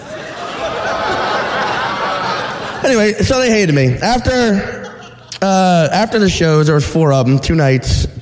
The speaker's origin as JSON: {"language": "English", "region": "Louisiana", "country": "United States", "moved": "yes", "said": "I'm from Louisiana"}